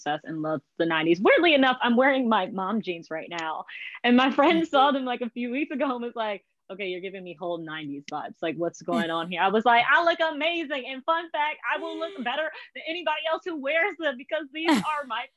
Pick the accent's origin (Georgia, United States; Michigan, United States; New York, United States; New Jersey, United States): Michigan, United States; I'm from Michigan, America, the United States of America